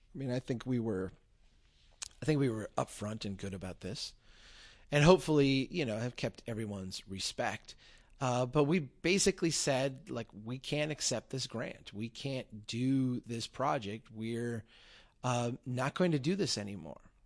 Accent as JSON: {"language": "English", "town": "Brainerd", "region": "Minnesota", "country": "United States", "tie": "born or raised there", "said": "I gave a talk here in my hometown. Uh, we had Brainerd History Week"}